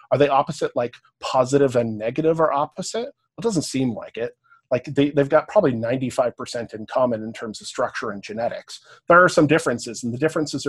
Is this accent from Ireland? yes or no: no; Canada; accent: Canadian; also born or lived in Cambridge, England; I have a Canadian accent